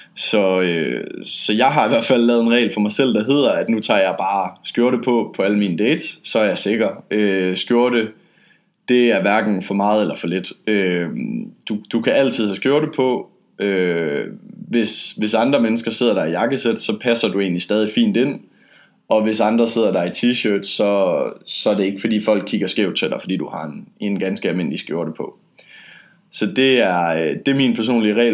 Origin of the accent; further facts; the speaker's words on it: Denmark; now in Poland; jeg er dansker